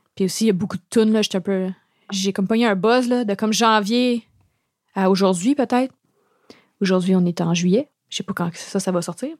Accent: Montreal, Quebec, Canada; j'ai grandi dans le West Island. Je viens d'une famille, comme une longue lignée de familles bilingues.

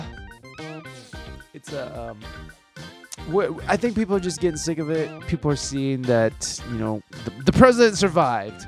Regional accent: Midwest, United States; moved away as an adult; also born or lived in San Diego; I'm from the Midwest, when I lived out there

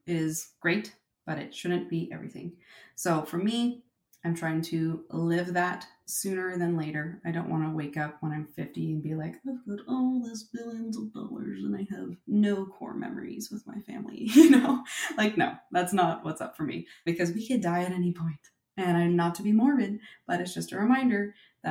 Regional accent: Silicon Valley, California, United States; I was born and raised in Silicon Valley

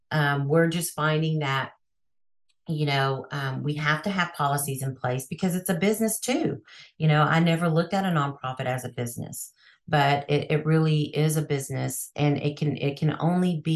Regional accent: Texas, United States; Texas because that's my hometown.

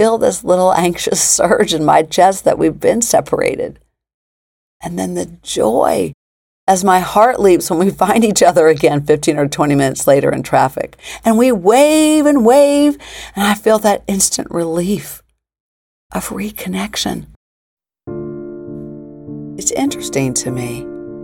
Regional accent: Springfield, Illinois, United States; moved away as an adult; also born or lived in Virginia / Baltimore; my hometown of Springfield, Illinois

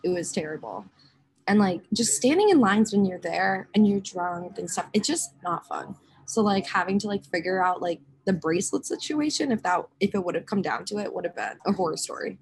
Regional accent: Rochester, Minnesota, United States; I grew up in Rochester, Minnesota, which is where the Mayo Clinic is

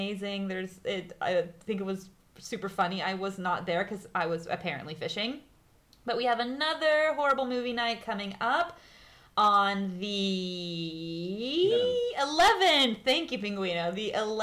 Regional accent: Arkansas, United States; I am from Arkansas and I was on a farm

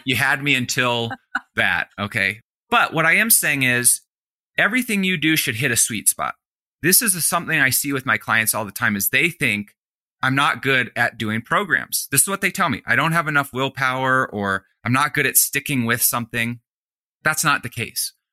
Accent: Colorado, United States; in Colorado, in my home state

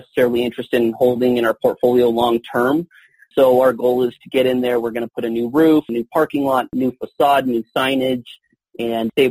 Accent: Southern California, United States; moved away as an adult; also born or lived in Mexico / Cedar City, Utah; now in Colorado Springs, United States; I'm officially a Colorado Springs resident and originally from Southern California. I was born in Mexico

